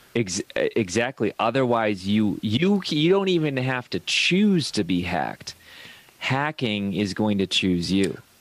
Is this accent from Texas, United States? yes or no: no; Ohio, United States; I come from Ohio